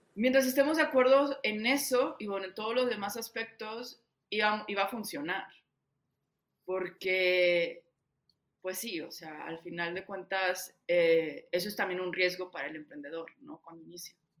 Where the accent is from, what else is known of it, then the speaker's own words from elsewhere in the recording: Saltillo, Coahuila, Mexico; moved away as an adult; also born or lived in Bogotá; yo llegué al mejor coworking de Saltillo, porque de ahí soy